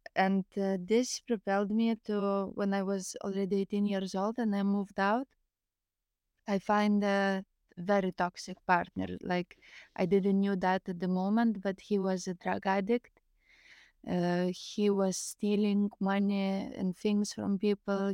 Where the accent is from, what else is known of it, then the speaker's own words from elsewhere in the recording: Lithuania; English is a second language; also born or lived in Greece; I'm from Lithuania